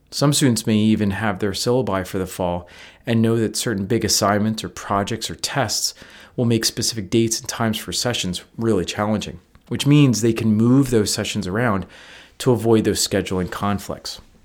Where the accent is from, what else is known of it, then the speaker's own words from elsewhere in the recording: Northeast, United States; now in Midwest, United States; I'm from the Northeast